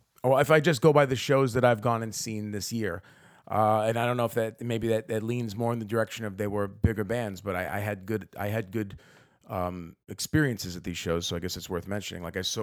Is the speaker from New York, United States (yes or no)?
yes; Brooklyn, New York, United States; because I mean, I'm from Brooklyn, so to get Manhattan, I'm Bridge and Tunnel